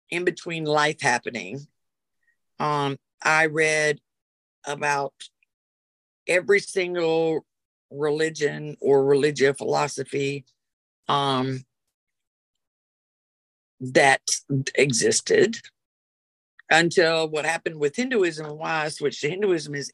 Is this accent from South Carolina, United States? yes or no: yes; Rock Hill, South Carolina, United States; I was raised in Rock Hill, South Carolina. Back when I was raised, it was about this big. And I was raised in a Southern Baptist church. Um, I left the church at 10